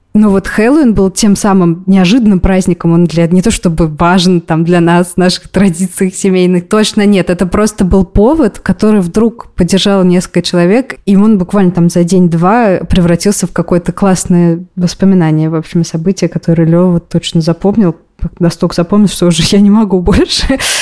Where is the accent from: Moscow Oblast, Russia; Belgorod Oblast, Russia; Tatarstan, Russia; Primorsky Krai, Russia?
Tatarstan, Russia; Kazan; moved away as an adult; now in Israel; мне 29 лет, а 28 новых годов я отмечала в Казани со всей семьей